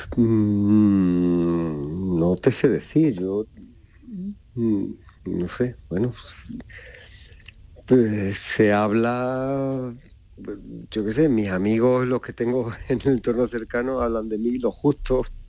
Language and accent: Spanish; Andalusia, Spain; moved away